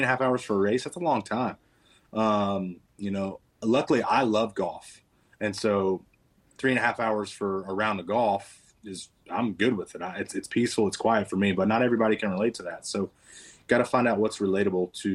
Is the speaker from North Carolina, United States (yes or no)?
yes; Kannapolis, North Carolina, United States; I grew up around Kannapolis